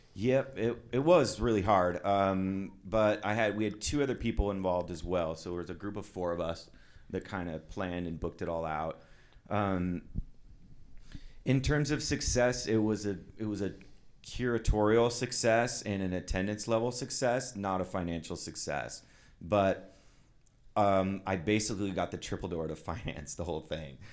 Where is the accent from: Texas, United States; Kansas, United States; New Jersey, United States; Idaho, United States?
Idaho, United States; Twin Falls; now in Seattle, United States; I grew up in Twin Falls, Idaho.